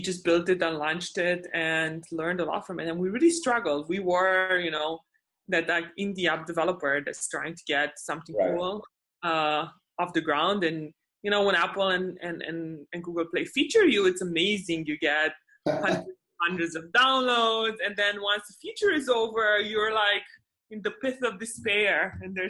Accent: Romania; moved away as an adult; now in United States; I'm originally from Romania. I came to the States on a scholarship.

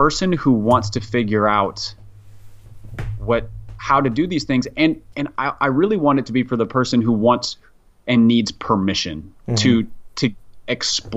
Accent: Minneapolis, Minnesota, United States; I grew up in Minneapolis

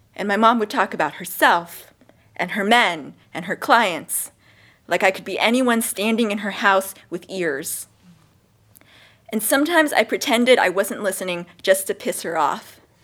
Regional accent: Philippines; moved away; I grew up in the Philippines

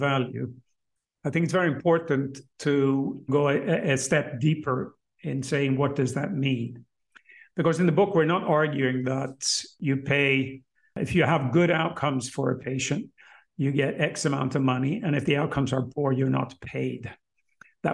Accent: Sweden; in my home country, in Sweden, in Stockholm

